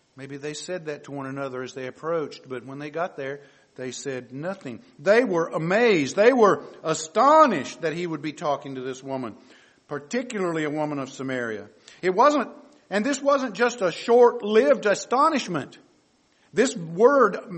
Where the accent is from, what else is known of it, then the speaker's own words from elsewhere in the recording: the South, United States; I grew up in the South